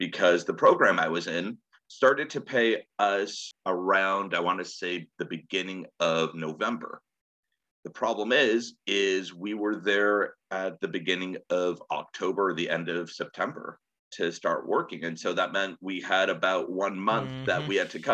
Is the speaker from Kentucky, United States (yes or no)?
no; San Jose, California, United States; moved away as an adult; also born or lived in Connecticut; I grew up in the Bay Area in San Jose